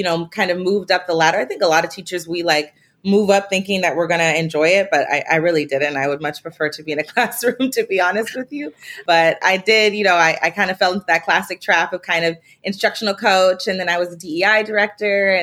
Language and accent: English; Spokane, Washington, United States; I'm from Spokane, Washington, small town